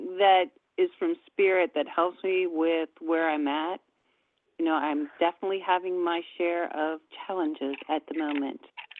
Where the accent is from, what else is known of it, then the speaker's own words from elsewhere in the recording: New Orleans, Louisiana, United States; New Orleans, Louisiana.